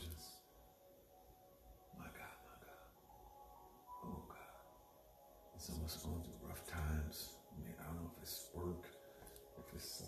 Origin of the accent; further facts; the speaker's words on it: the South, United States; I was born in the South